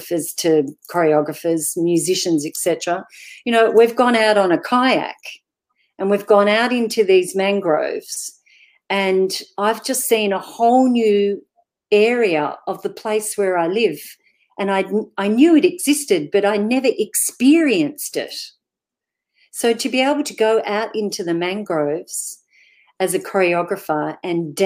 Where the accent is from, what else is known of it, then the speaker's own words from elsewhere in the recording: Jan Juc, Victoria, Australia; I'm from Janjuk. I live in Janjuk.